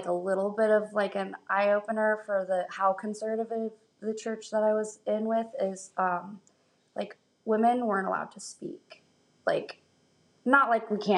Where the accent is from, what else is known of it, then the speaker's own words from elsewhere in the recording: Alaska, United States; moved away as an adult; I'm from Alaska